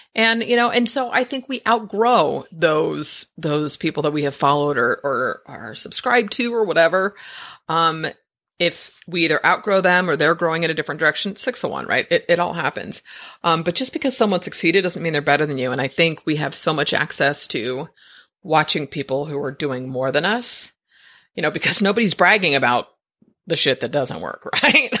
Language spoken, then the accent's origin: English; San Francisco, California, United States; I, I was born in San Francisco. My parents are, I'm like a fifth generation